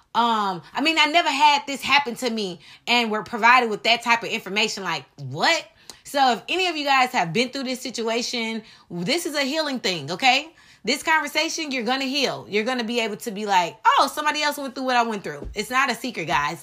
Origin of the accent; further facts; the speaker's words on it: United States; as American people